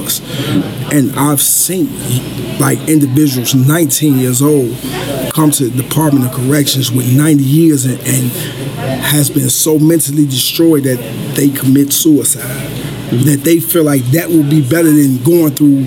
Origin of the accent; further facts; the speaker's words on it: Chicago, Illinois, United States; I grew up in the South Side of Chicago, Inglewood neighborhood